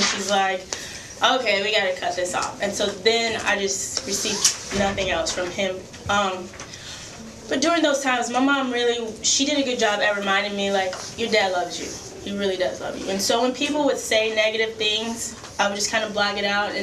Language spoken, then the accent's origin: English; Louisiana, United States; now in Toledo, United States; I'm born and raised in Louisiana